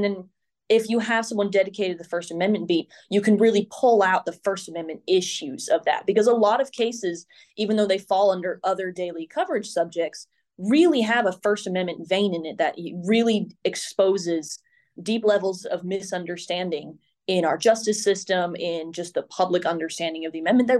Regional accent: Nashville, Tennessee, United States; I grew up in Nashville, and so I was always hoping to come back here and really work as a journalist in Middle Tennessee.

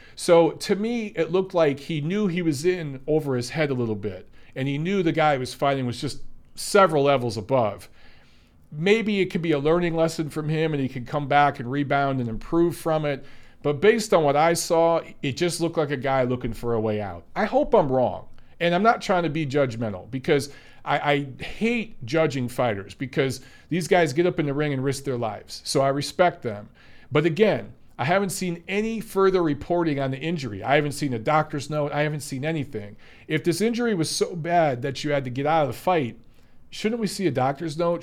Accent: Detroit, Michigan, United States; I grew up in Detroit

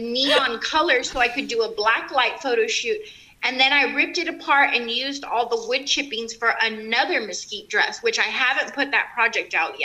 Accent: South Texas, United States; I grew up in South Texas

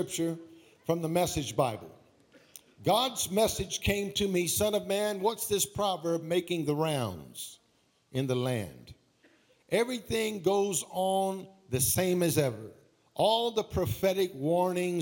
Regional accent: Baton Rouge, Louisiana, United States; I'm from Baton Rouge

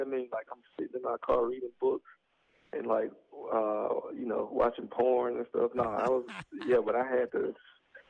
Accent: Atlanta, Georgia, United States; born or raised there; moved away as an adult; also born or lived in Athens, Georgia; now in Los Angeles, United States

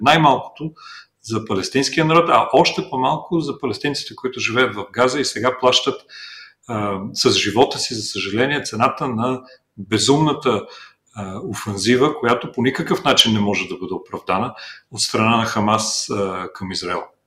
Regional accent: Bulgaria; ние в България

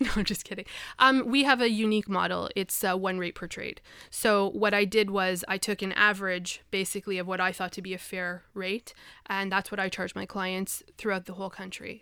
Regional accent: Montreal, Quebec, Canada; moved away as an adult; also born or lived in Vancouver; I'm from from Montreal, born and raised.

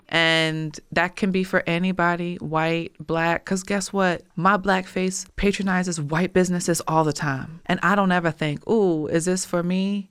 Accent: Richmond, Virginia, United States; my hometown and community

